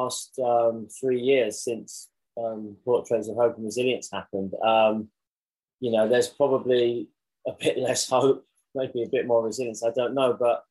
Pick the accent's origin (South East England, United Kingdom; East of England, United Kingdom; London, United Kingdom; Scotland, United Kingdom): London, United Kingdom; growing up in Southeast London